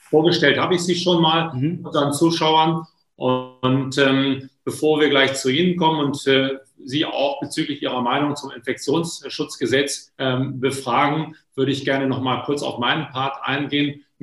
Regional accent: Lower Saxony, Germany; Was heißt das sozusagen für eine Familie in Ostfriesland, wo ich herkomme, gebürtig, was Sie da gerade erklären?

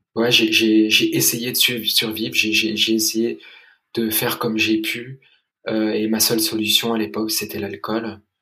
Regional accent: London, United Kingdom; J'ai grandi à Londres et j'ai été scolarisé dans, une école anglaise

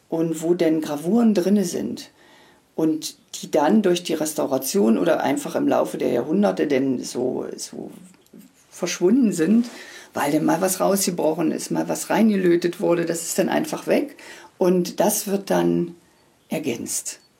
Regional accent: Magdeburg, Saxony-Anhalt, Germany; born there; Ich komme ja aus Magdeburg gebürtig und da gab es eine, eine, eine Firma, die eben diese Prägestempel und Prägeschriften herstellte.

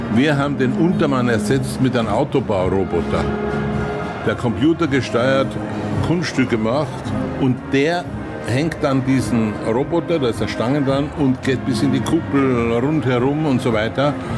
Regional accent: Austria; ich bin ein Österreicher

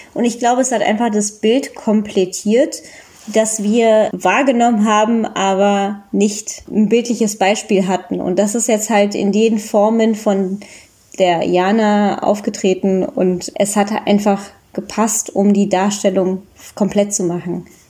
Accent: Germany; als Deutsche mit Migrationshintergrund, in meinem Fall indischem Hintergrund

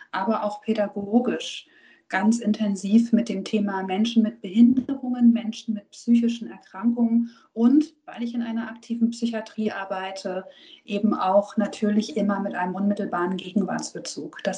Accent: Hamburg, Germany; Ich bin nämlich gebürtige Hamburgerin und als Hamburgerin bin ich natürlich auch Patriotin.

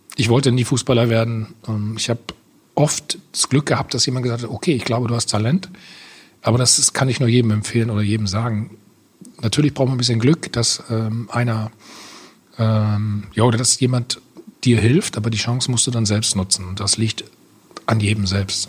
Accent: Bad Salzuflen, North Rhine-Westphalia, Germany; in Bad Salzofen, wo ich aufgewachsen bin

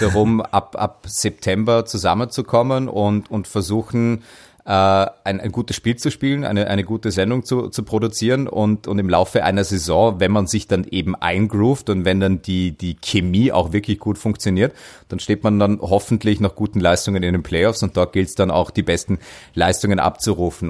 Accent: Dornbirn, Vorarlberg, Austria; in meine Heimat. Dornbirn

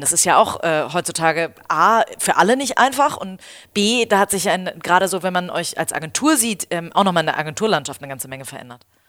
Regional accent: Hamburg, Germany; ich als Hamburgerin

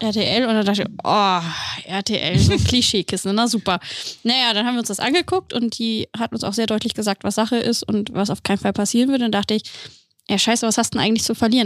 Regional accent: Celle, Lower Saxony, Germany; ich komme ursprünglich aus, in, aus Celle, aus der Nähe aus, von Hannover

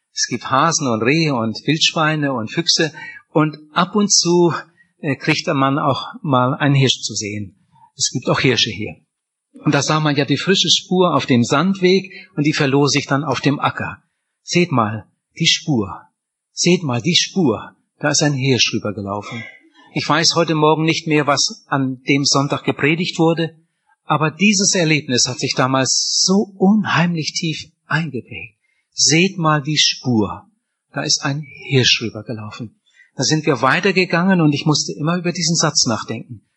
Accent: Wienhausen, Lower Saxony, Germany; ich bin in Oppershausen aufgewachsen, aber Oppershausen gehört zu Wienhausen

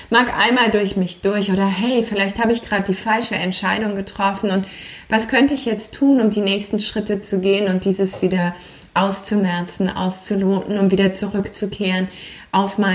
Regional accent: Aachen, North Rhine-Westphalia, Germany; Dass eine abschließt und eine neue in meiner Heimatstadt in Aachen beginnt und ich Yin-Yoga weiter ins Leben tragen kann.

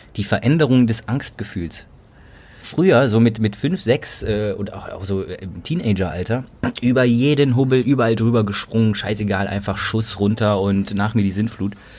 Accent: Cologne, North Rhine-Westphalia, Germany; als gebürtiger Kölner

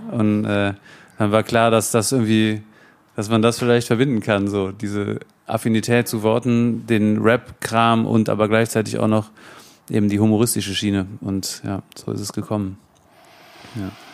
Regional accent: Bergisches Land, North Rhine-Westphalia, Germany; also born or lived in Cologne; Ich bin hier geboren in Köln tatsächlich, Köln? aber aufgewachsen im Bergischen Land.

